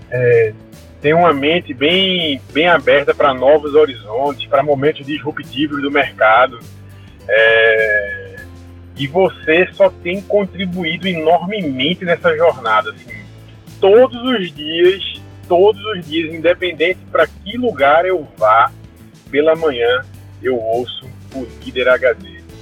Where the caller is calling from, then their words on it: Recife, Pernambuco, Brazil; sou aqui de Recife, cara.